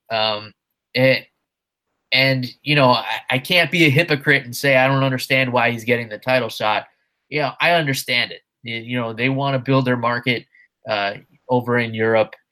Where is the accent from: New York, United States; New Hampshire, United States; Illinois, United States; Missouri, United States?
New York, United States; the very disappointing state of New York, which I'm ashamed to call my home state